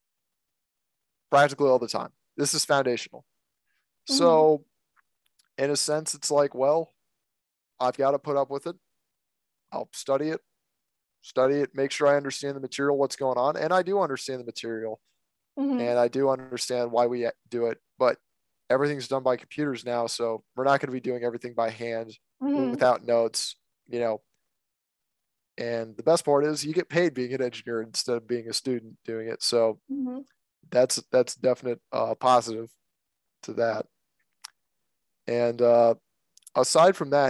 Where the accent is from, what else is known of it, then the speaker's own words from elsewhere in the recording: Virginia, United States; I'm an American, obviously. I live here in Virginia.